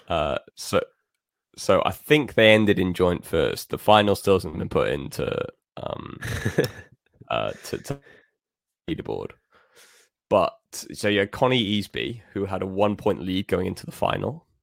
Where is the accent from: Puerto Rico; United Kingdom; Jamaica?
United Kingdom; Wales; as a Welshman myself